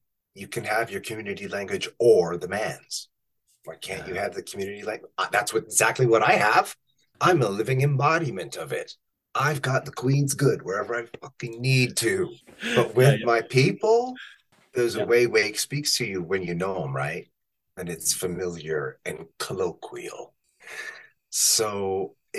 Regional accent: Canada; I am a north of 49. I'm not from the States.

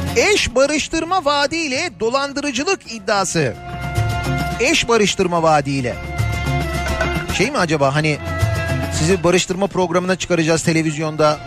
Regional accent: Istanbul, Turkey; Bir İstanbullu olarak

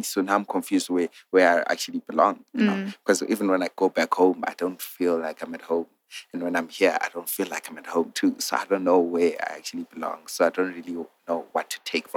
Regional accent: Zimbabwe; moved away; I'm from Zim

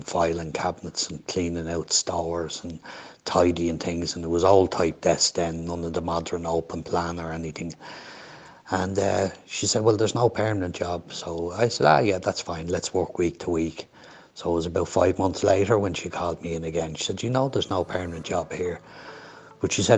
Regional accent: Dublin, Leinster, Ireland; accent: Dublin; I was born in Dundrum in 1959, and I'm the eldest of 10

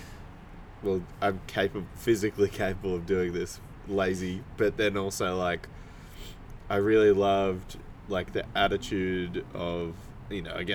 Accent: Canberra, Australian Capital Territory, Australia; now in Melbourne, Australia; growing up in Canberra

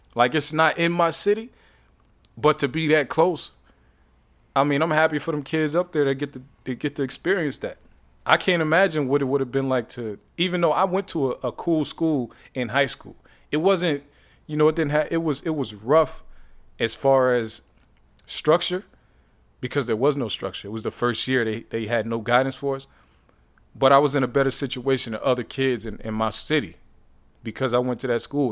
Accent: Youngstown, Ohio, United States; I'm from Youngstown

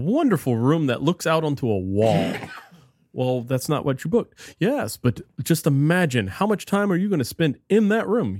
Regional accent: South Louisiana, United States; also born or lived in New Orleans / Morgan City; growing up in South Louisiana

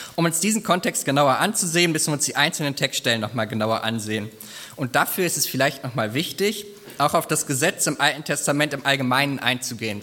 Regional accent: Germany; bei uns in Deutschland

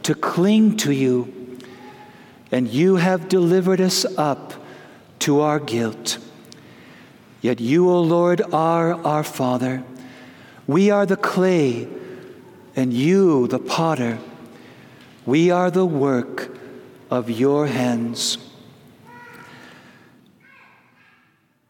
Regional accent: Wisconsin, United States; moved away; I grew up in the Holy Land of Wisconsin

